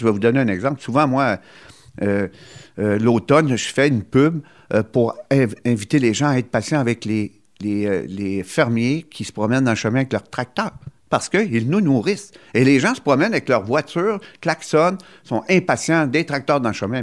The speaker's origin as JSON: {"language": "French", "area": "Gaspésie", "region": "Quebec", "country": "Canada", "said": "chez nous, en Gaspésie"}